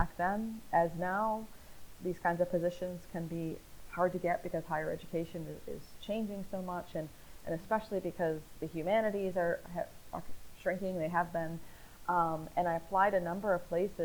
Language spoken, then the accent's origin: English; Northeast, United States; moved away as an adult; also born or lived in the South; now in Southern United States, United States; I was born and raised in the Northeast